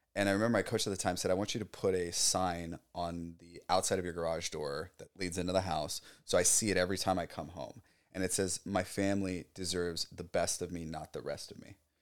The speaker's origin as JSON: {"language": "English", "area": "South Orange County", "region": "California", "country": "United States", "tie": "born or raised there", "said": "I grew up in South Orange County"}